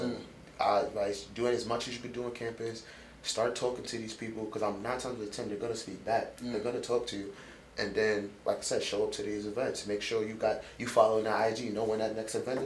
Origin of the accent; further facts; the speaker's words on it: New York City, New York, United States; now in Long Island, United States; I'm from Rockaway. I live in Long Island, but from Rockaway